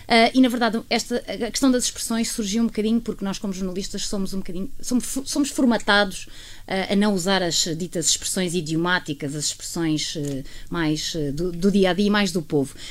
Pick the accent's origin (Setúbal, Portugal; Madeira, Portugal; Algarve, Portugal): Algarve, Portugal; moved away as an adult; also born or lived in Lisbon / Funchal / Torres Vedras; eu passei a infância e a adolescência no Algarve